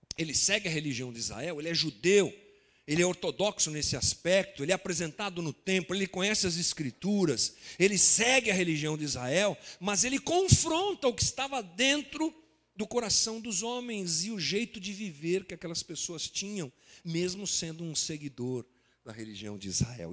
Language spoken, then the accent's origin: Portuguese; Guarulhos, São Paulo, Brazil; como brasileiros, como guarulhenses, como nascidos aqui no século 21